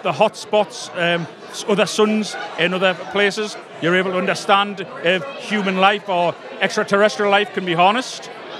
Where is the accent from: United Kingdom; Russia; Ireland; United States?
United Kingdom; South Shields, North East England; From South Shields in the northeast of England.